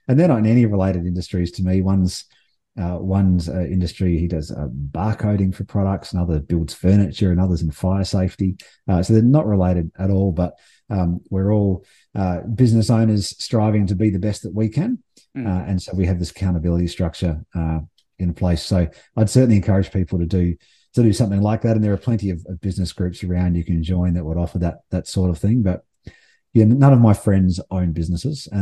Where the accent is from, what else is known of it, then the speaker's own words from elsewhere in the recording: Adelaide, South Australia, Australia; moved away; also born or lived in Melbourne / Sydney; I'm from Adelaide originally, and I've lived in Adelaide, Melbourne, and Sydney